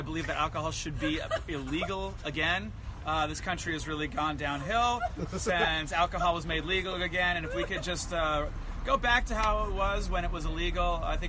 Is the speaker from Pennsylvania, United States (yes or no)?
no; El Cerrito, California, United States; El Cerrito is where I was born and raised. It's a great town north of Berkeley.